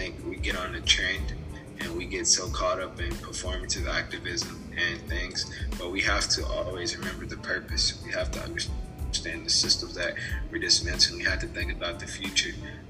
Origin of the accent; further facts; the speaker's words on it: Louisville, Kentucky, United States; moved away as an adult; now in Nashville, United States; Yeah, I love Louisville. It's definitely my hometown.